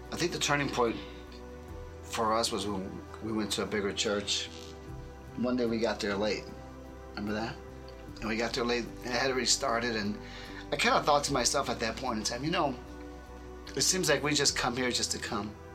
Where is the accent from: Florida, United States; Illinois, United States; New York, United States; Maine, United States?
Illinois, United States; Chicago; I grew up Catholic in Chicago